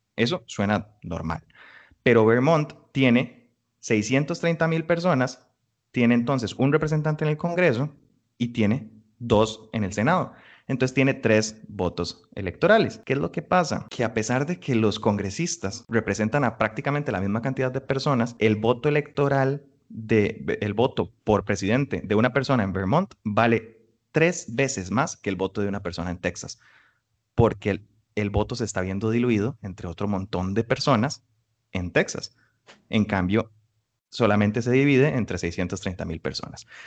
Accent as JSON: {"language": "Spanish", "country": "Costa Rica", "said": "nosotros como costarricenses"}